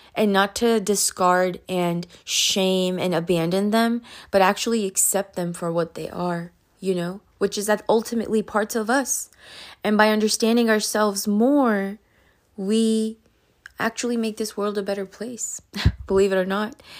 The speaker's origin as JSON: {"language": "English", "country": "Pakistan", "tie": "born or raised there", "moved": "yes", "said": "I'm from Pakistan, right? So, I remember in Pakistan, um, when I was, like, you know, four, five, six years old"}